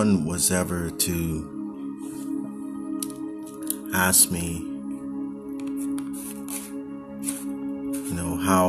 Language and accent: English; Oakland, California, United States; moved away as an adult; now in Los Angeles, United States; my hometown of Oakland